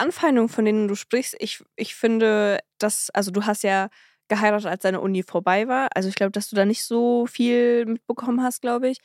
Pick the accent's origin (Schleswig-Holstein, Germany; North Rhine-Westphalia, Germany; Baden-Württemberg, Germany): North Rhine-Westphalia, Germany; Cologne; wir sind ja aus Köln